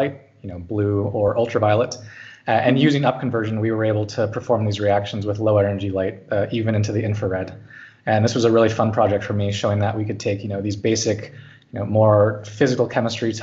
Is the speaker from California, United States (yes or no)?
yes; California, United States; moved away as an adult; now in Zurich, Switzerland; I grew up in California